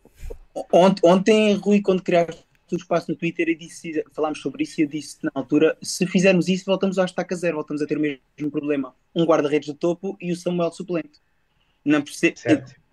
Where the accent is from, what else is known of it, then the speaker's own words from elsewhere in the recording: Algarve, Portugal; also born or lived in England; now in United Kingdom; eu sou do Algarve, mas neste momento vivo em Inglaterra